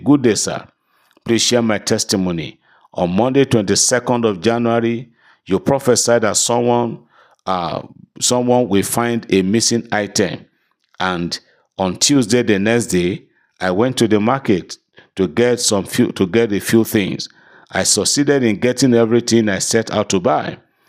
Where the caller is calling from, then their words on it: London, United Kingdom; I'm testifying from London, United Kingdom.